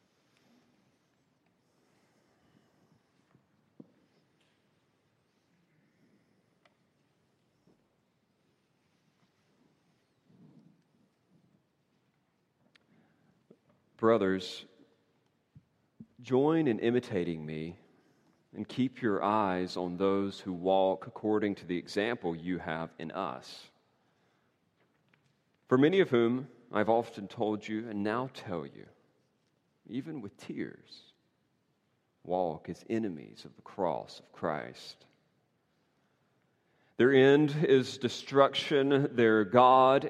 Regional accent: North Carolina, United States; moved away; the beaches of my home state there in North Carolina with my family

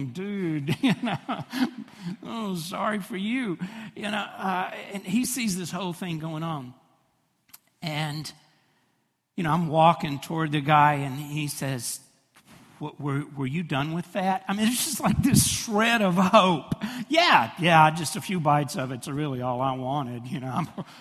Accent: Fraser, United States; I pick a table really close to that register because I know I'm from Fraser, okay?

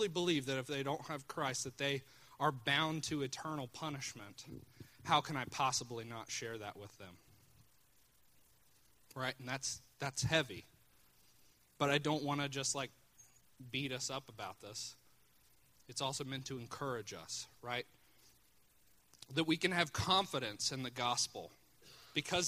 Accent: Chillicothe, United States; Chillicothe's my hometown

